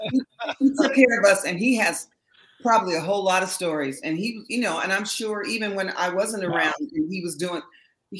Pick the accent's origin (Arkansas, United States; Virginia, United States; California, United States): California, United States; Berkeley; I'm from Berkeley, all right? So my roots are very, you know, hippie, very avant-garde